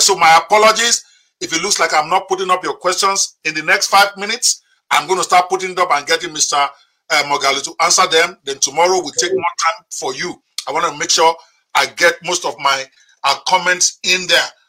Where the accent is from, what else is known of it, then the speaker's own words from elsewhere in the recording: Nigeria; I'm speaking to you direct as a Nigerian.